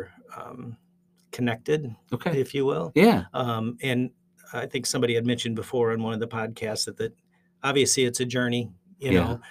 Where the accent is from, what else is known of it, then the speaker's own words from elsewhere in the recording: Zeeland, Michigan, United States; also born or lived in Northern Indiana; we moved to Zeeland from Northern Indiana when I was very young, 5.